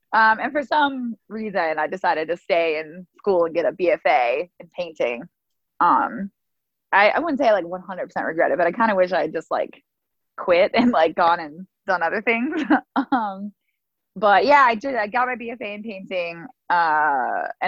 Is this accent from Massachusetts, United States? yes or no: no; Brookfield, Illinois, United States; I've lived in a suburb of Chicago called Brookfield for like my entire 33 years of life